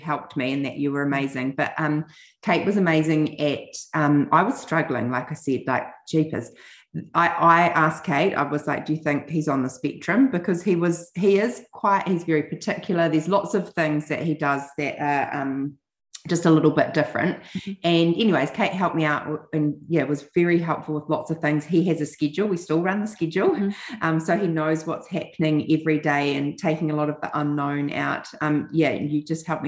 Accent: New Zealand; And we'd say, from New Zealand. And I'm like, we know. We didn't realize like our accent was so strong.

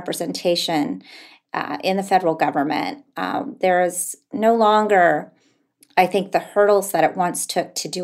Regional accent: Laguna Pueblo, New Mexico, United States; moved away as an adult; now in Alaska, United States; I'm not an Alaska native. I'm from Laguna Pueblo in New Mexico, but I've been coming to Alaska for about 15 years for reporting. And I've recently relocated here last July.

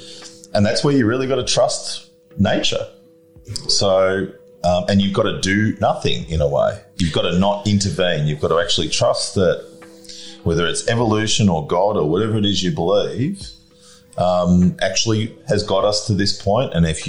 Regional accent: Ulster, Ireland; They're Celts too, but we're from Donegal, which is the northernmost part of Ireland. There's a peninsula called Inishowen, which is right at the top, and that's where our clan's from.

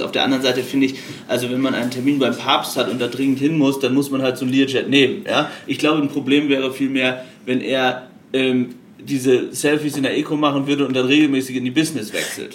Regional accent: Aurich, Lower Saxony, Germany; moved away as an adult; Ich bin geboren in Ostfriesland, in Aurich, einem kleinen Ort in Norddeutschland, und habe dort für die Emder Zeitung gearbeitet

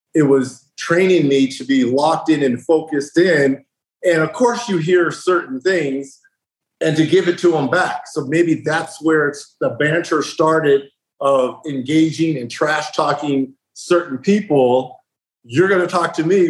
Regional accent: Riverside, California, United States; Growing up in Riverside, California

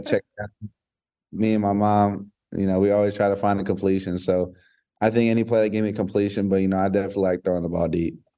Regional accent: Hawaii, United States; now in Georgia, United States; I'm from Hawaii. You know, I lived there for in about eight years of my life

